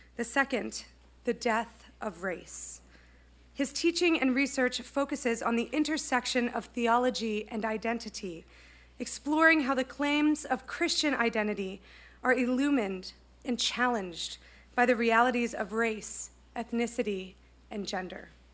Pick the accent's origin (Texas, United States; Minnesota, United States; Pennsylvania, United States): Pennsylvania, United States; I'm from Pennsylvania.